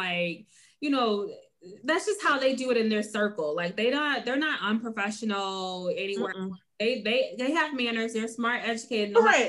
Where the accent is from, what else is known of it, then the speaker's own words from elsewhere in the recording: Detroit, Michigan, United States; I'm from the D. I'm from Detroit, and we don't do this around these parts.